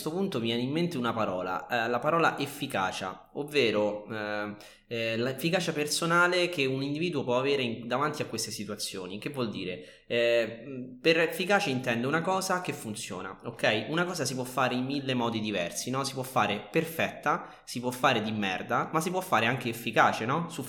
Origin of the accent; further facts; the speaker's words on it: Rome, Lazio, Italy; non sono storico, ma sono romano.